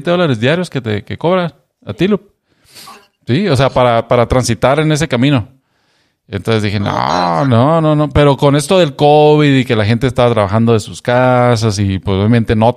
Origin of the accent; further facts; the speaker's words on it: Mexico; now in Seattle, United States; y pues como buen mexicano, bien organizado, ahorita vamos a ir a correrle.